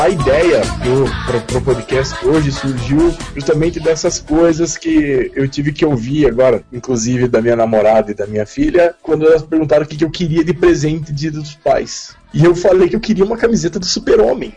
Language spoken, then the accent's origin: Portuguese; Curitiba, Paraná, Brazil; eu sou de Curitiba